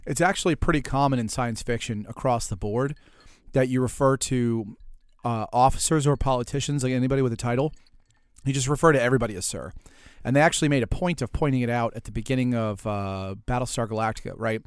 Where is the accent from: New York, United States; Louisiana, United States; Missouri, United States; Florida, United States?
Louisiana, United States; New Orleans; I come from New Orleans